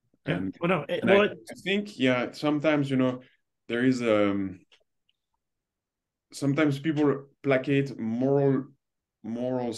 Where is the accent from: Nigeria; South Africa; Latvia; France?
France; moved away; also born or lived in Toronto; I grew up in France where I grew up in a country where money was evilized